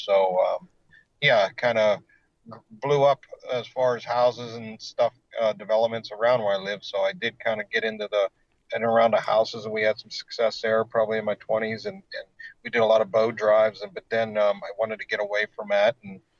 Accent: Pittsburgh, Pennsylvania, United States; So yeah, I mean, I grew up hunting in around Pittsburgh.

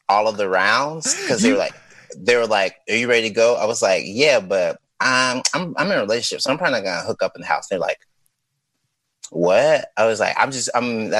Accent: Mississippi, United States; I'm from Mississippi

